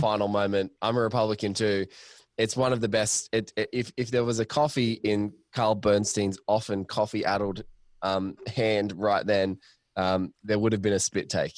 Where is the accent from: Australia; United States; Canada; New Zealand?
Australia; speaking as an Australian